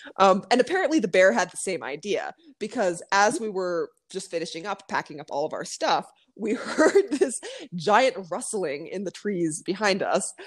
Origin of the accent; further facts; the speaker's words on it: Arizona, United States; moved away as an adult; now in Mexico; I was born and raised in Arizona.